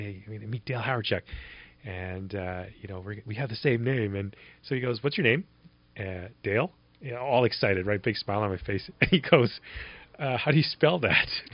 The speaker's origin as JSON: {"language": "English", "town": "Winnipeg", "region": "Manitoba", "country": "Canada", "tie": "born or raised there", "said": "as a kid growing up in Winnipeg"}